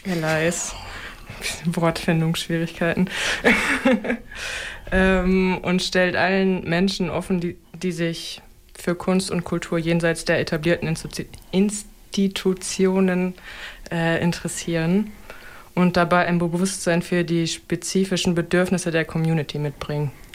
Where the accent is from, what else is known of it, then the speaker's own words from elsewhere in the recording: Osnabrück, Lower Saxony, Germany; moved away; also born or lived in Berlin; bin dann halt zurück nach Osnabrück gegangen. Ich komme hierher.